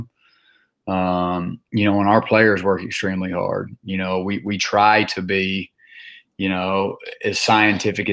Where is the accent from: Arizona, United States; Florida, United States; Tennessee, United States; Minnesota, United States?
Tennessee, United States; Memphis; moved away; growing up in Memphis, Tennessee